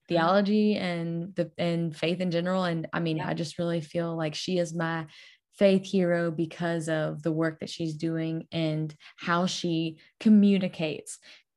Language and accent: English; Louisiana, United States; I'm just from Louisiana, the fattest, drunkest, dumbest state